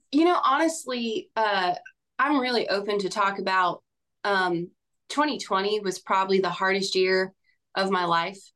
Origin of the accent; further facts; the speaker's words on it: Bakersfield, California, United States; moved away as an adult; now in Nashville, United States; I'm from a farm town out in Central California called Bakersfield.